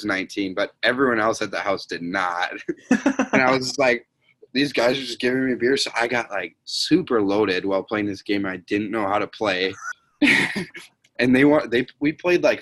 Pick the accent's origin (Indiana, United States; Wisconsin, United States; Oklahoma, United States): Wisconsin, United States; I'm pasty and I'm from Wisconsin.